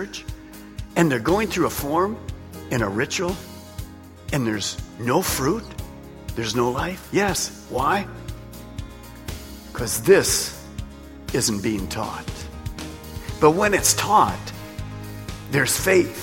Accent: Detroit, Michigan, United States; I was raised in Detroit

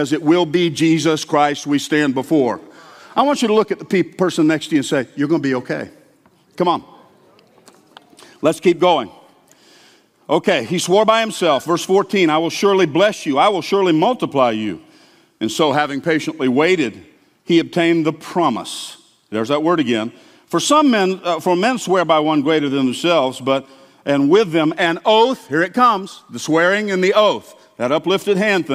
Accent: the South, United States; I grew up hearing in the South

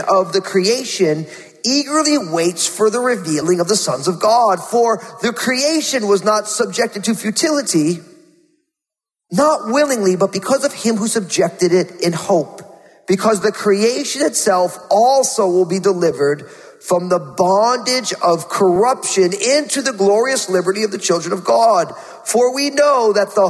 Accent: New Jersey, United States; born or raised there

